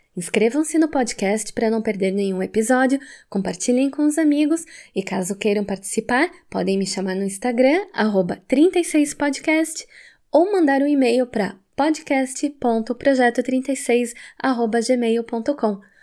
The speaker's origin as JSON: {"language": "Portuguese", "region": "Santa Catarina", "country": "Brazil", "tie": "born or raised there", "moved": "as an adult", "lives_now": "Germany", "said": "nasci em Santa Catarina, mas moro na Alemanha há nove anos"}